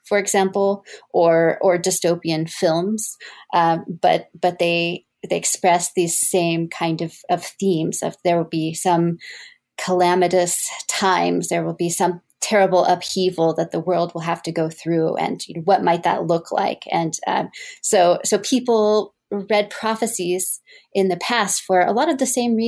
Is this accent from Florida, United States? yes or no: no; Texas, United States; moved away as an adult; also born or lived in Evanston, Illinois; now in Mississippi, United States; I was born in Texas, and I attended Rice University for my undergraduate degree